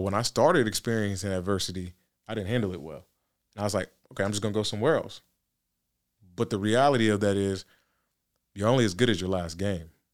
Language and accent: English; Nigeria; I'm Nigerian